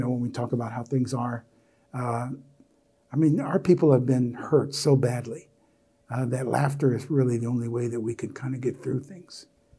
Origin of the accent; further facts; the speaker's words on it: Philadelphia, Pennsylvania, United States; I'm from Philly. We don't do that in Philly.